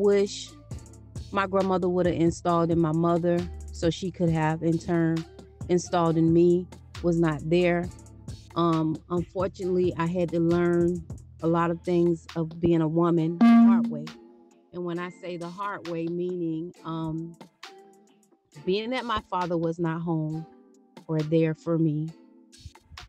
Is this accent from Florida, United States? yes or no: yes; Okeechobee, Florida, United States; Growing up in Okeechobee